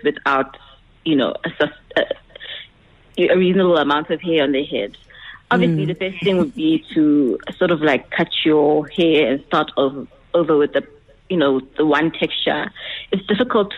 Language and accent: English; Eswatini; I was born in Swaziland